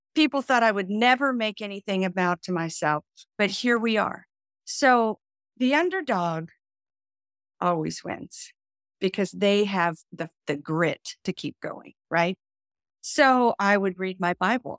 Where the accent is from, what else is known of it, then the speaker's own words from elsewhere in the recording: Nashville, Tennessee, United States; now in Florida, United States; I moved to Florida, but Nashville is my hometown